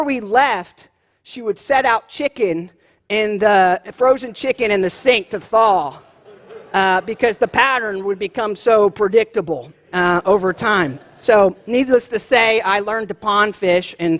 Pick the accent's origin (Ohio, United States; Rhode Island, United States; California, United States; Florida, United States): Florida, United States; Jacksonville; I grew up in Florida, in Jacksonville